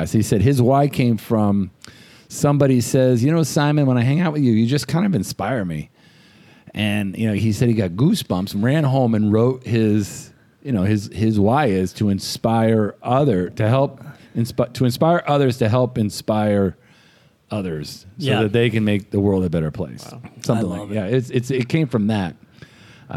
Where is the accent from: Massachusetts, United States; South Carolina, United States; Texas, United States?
Massachusetts, United States; Boston; we're from Boston